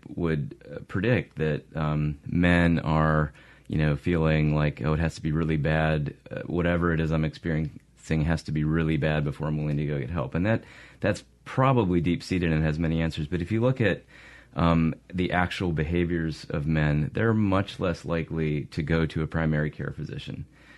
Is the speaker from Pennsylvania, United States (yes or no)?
yes; Pittsburgh, Pennsylvania, United States; moved away as an adult; also born or lived in Virginia / Ohio / North Carolina; now in Mississippi, United States; I grew up in Pittsburgh, Pennsylvania